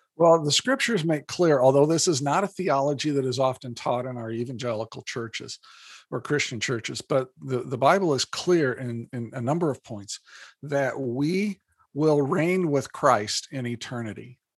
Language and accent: English; Indiana, United States; moved away as an adult; now in Minnesota, United States; born and raised in Indiana